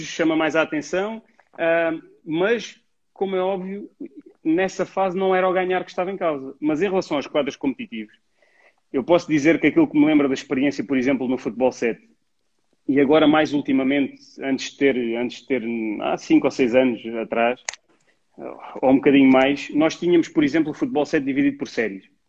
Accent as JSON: {"language": "Portuguese", "region": "Lisbon", "country": "Portugal", "tie": "born or raised there", "also_born_or_lived": "Mértola, Alentejo", "said": "Eu venho do Alentejo, do Alentejo aos sete anos venho para Lisboa"}